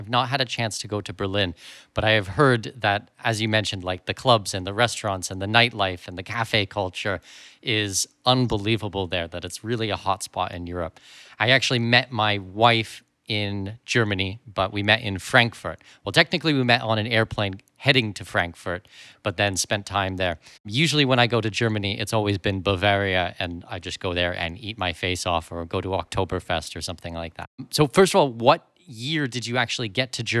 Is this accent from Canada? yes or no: yes; Canada; I'm Canadian, and being born and raised in Canada